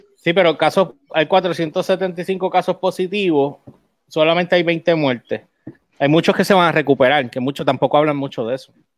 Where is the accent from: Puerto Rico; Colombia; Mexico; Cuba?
Puerto Rico; me frustra más como puertorriqueño